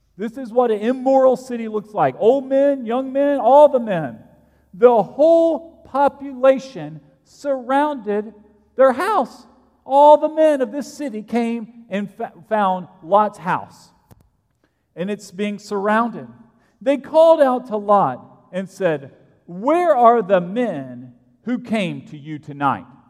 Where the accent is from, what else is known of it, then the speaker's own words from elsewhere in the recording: Alabama, United States; I grew up in Alabama 25 years ago